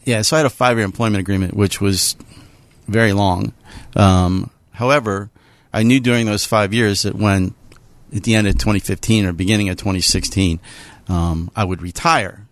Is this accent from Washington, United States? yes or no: no; Pittsburgh, Pennsylvania, United States; I'm a Pittsburgher. I grew up in, uh, North Hills